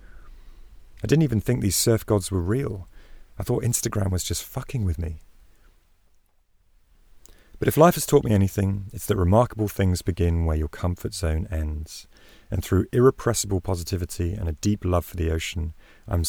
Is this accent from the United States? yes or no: no; England, United Kingdom; I'm an Englishman training as a surf instructor in Australia.